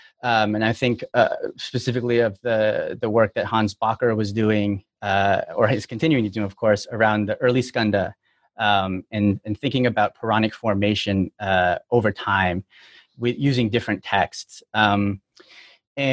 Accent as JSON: {"language": "English", "town": "Toronto", "region": "Ontario", "country": "Canada", "moved": "yes", "lives_now": "United States", "said": "I'm from Toronto, but I've been in the U.S. since 2005, so I've been working the whole time."}